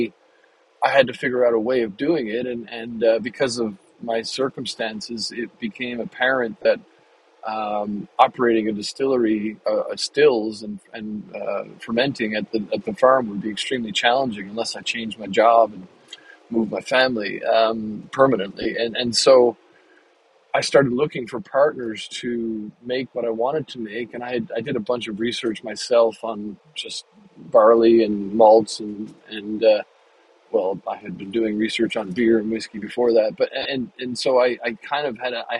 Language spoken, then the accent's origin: English; Canada; moved away as an adult; now in United States; I moved to the U.S. 20 years ago, 21 years ago now. And when we got here, as a Canadian